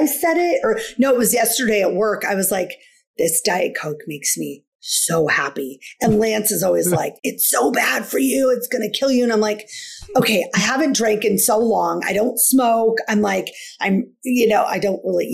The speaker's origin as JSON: {"language": "English", "region": "Washington", "country": "United States", "said": "I'm from Washington State."}